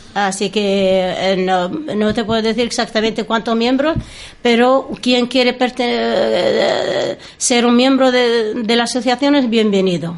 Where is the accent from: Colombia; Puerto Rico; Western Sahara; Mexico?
Western Sahara; first language Arabic; Spanish is a second language; moved away as an adult; also born or lived in Castilla-La Mancha / Cantabria; now in Torrelavega, Spain; somos saharauis